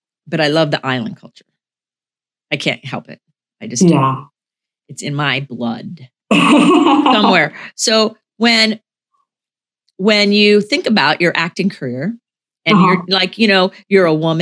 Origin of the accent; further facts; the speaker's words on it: Florida, United States; We're from Florida